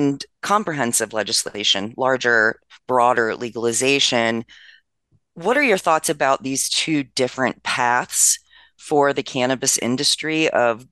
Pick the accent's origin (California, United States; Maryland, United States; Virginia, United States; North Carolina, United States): Maryland, United States; My home state, Maryland